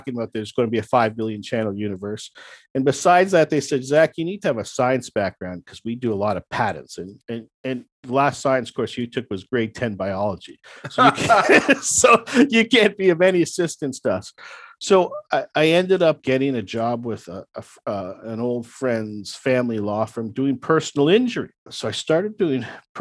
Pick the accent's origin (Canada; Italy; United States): Canada; Toronto, Ontario; my hometown.